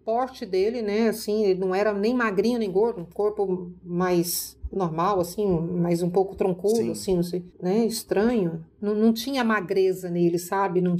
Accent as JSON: {"language": "Portuguese", "region": "Minas Gerais", "country": "Brazil", "tie": "born there", "said": "Aí ele falou, é Minas. Eu falei, nossa, eu nasci em Minas."}